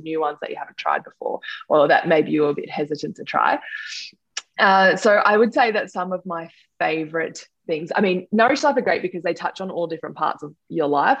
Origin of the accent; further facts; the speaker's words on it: Sutherland Shire, New South Wales, Australia; I grew up in the Sutherland Shire in New South Wales.